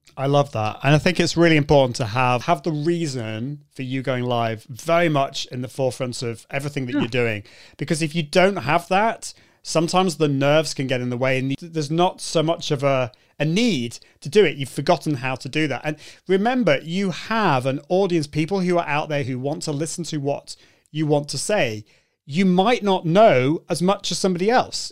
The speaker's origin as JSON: {"language": "English", "country": "United Kingdom", "said": "I, can't help being British."}